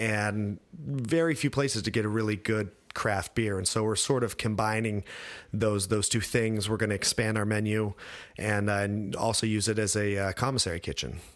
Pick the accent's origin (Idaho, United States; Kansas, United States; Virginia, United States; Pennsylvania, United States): Idaho, United States; moved away; also born or lived in France; I grew up in Idaho